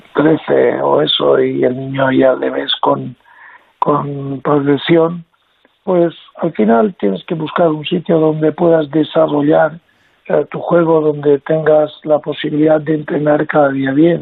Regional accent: Mallorca, Balearic Islands, Spain; yo me siento español, y me siento de Baleares, de Mallorca

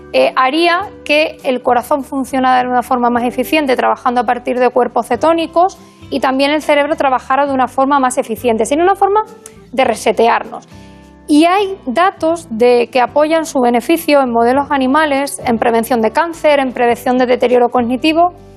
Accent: Burgos, Castile and León, Spain; also born or lived in Extremadura / Badajoz; now in A Coruña, Spain; yo soy extremeña. Aunque no lo parezca, me crié en Burgos. Eh, pero soy extremeña de, nacimiento.

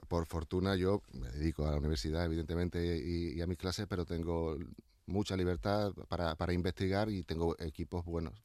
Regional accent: Llerena, Extremadura, Spain; now in Seville, Spain; Yo ya con 14 años estaba excavando en, en mi pueblo, en Llerena, en Badajoz.

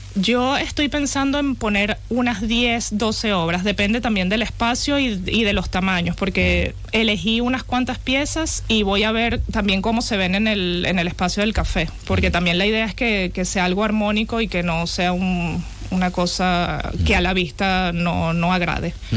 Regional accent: Venezuela; moved away as an adult; also born or lived in Bilbao / Czech Republic; yo nací en Venezuela, soy de padre venezolano y madre italiana. Viví toda, casi toda mi vida en Venezuela

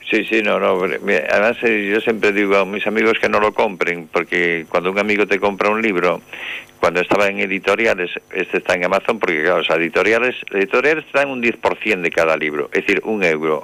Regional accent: Santiago de Compostela, Galicia, Spain; moved away as an adult; now in Paredes de Nava, Spain; de Santiago. Y me dicen, de Chile. Y digo, no, hombre, no, de Compostela.

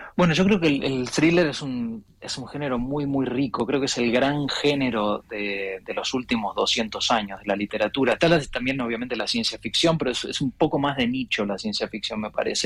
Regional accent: Buenos Aires, Argentina; moved away as an adult; yo soy porteño, em, pero no vivo en Buenos Aires hace 20 años

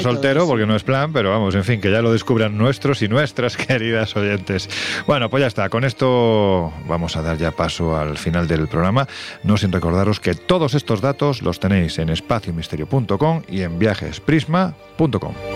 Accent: Jaén, Andalusia, Spain; a mi mi tierra, a Jaén

